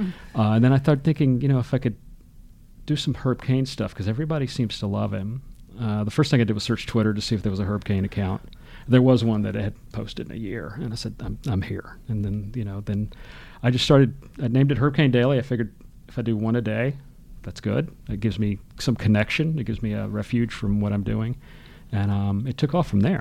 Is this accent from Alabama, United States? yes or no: yes; Birmingham, Alabama, United States; I grew up in Birmingham, Alabama, which isn't big by any means